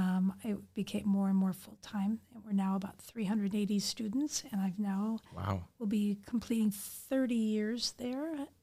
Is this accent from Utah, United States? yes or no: no; Chicago, Illinois, United States; moved away as an adult; now in Bogota, Colombia; I grew up in the Chicago area